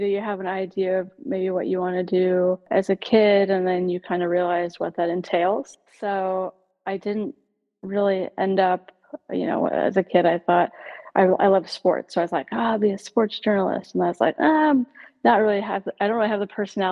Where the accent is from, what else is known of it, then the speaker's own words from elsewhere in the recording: Nebraska, United States; moved away as an adult; also born or lived in Hawaii / Texas; now in Minneapolis, United States; I grew up in Nebraska